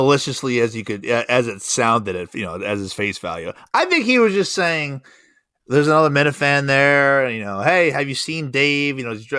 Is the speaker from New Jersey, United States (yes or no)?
yes; New Jersey, United States; I never listened to, you know, WEEI growing up in New Jersey.